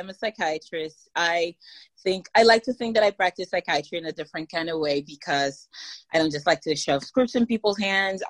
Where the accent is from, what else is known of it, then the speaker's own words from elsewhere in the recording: Nigeria; now in United States; I grew up in Nigeria